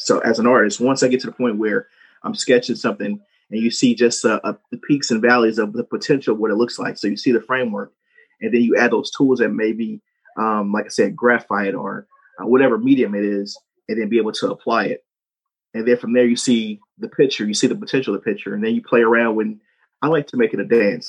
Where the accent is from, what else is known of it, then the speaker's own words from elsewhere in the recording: St. Louis, Missouri, United States; growing up, I'm from St. Louis, Missouri